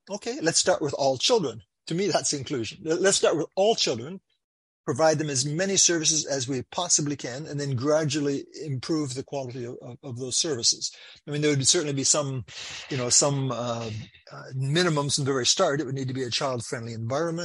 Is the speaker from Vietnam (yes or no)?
no; Canada; I'm from Canada